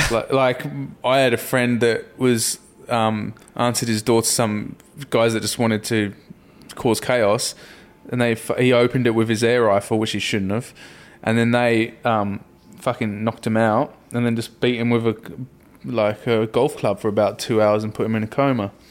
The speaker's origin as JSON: {"language": "English", "town": "Rugby", "region": "West Midlands", "country": "United Kingdom", "tie": "born or raised there", "said": "where I grew up in Rugby and in Middle England"}